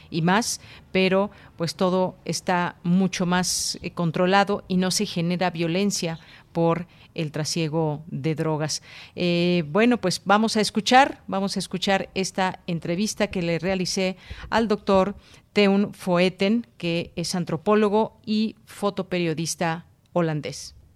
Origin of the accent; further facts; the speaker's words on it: Mexico; algo que nosotros evidentemente sabemos como mexicanos